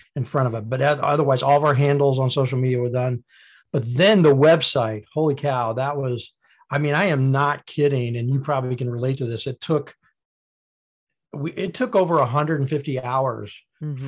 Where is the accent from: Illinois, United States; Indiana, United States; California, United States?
Indiana, United States; being born in Indiana, went to high school in Indiana, went to college in Indiana